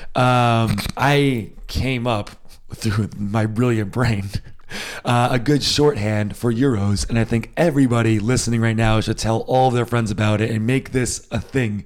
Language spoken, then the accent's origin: English; United States; now in Germany; I am American. I was born in the States. I grew up in the States